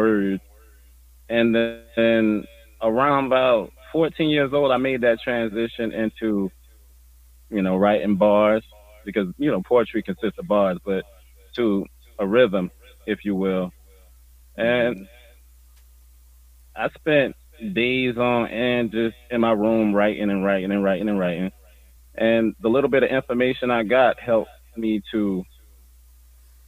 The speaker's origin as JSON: {"language": "English", "town": "Savannah", "region": "Georgia", "country": "United States", "tie": "born or raised there", "also_born_or_lived": "Midwest", "moved": "yes", "said": "Savannah, Georgia, baby. Born and raised."}